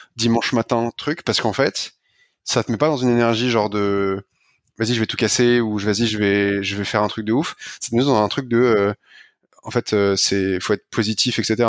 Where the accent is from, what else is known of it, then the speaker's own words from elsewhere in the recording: France; je le dis en français parce que je suis un français